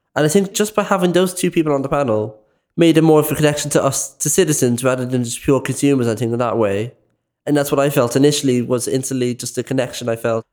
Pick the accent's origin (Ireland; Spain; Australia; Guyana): Ireland; Dublin, Leinster; I am from Clonsillan, West Dublin